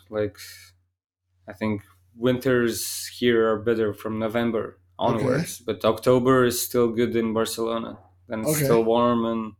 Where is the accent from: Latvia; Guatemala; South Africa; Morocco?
Latvia; It was interesting. Like, I was always traveling when I was a kid, like, to many different cities